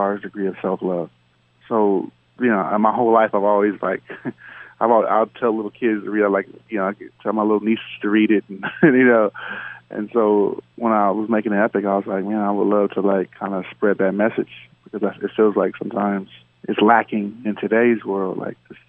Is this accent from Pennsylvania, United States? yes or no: no; Los Angeles, California, United States; I grew up in South Central